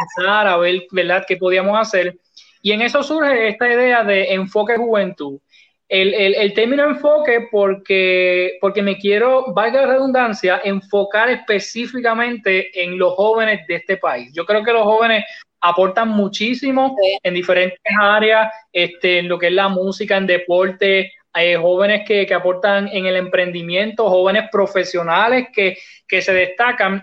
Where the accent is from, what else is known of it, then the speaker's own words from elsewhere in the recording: Utuado, Puerto Rico; Me crié aquí, ¿verdad? Soy, soy de aquí